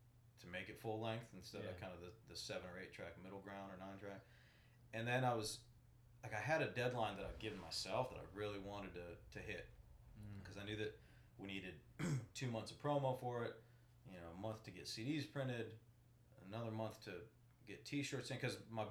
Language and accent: English; Ocala, Florida, United States; I'm from Ocala